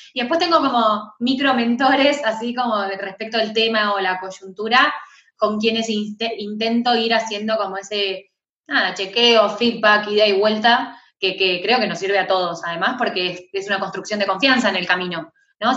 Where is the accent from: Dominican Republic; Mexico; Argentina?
Argentina